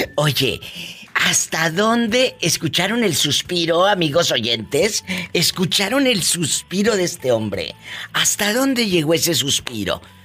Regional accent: Mexico; como decimos los mexicanos

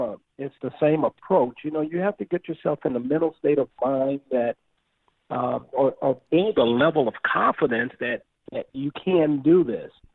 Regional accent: Los Angeles, California, United States; also born or lived in Compton; now in St. Louis, United States; as a kid growing up in South Central Los Angeles

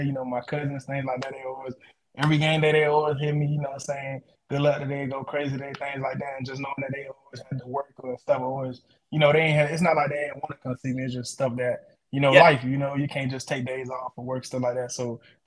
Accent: Orlando, Florida, United States; I grew up in Orlando

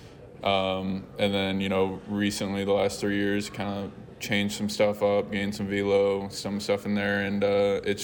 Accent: Houston, Texas, United States; I'm from Houston, so born and raised there

